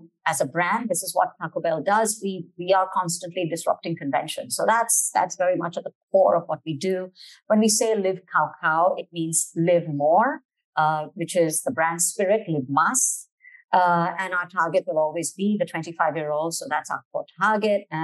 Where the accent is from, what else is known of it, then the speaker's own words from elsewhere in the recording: Malaysia; we are Malaysian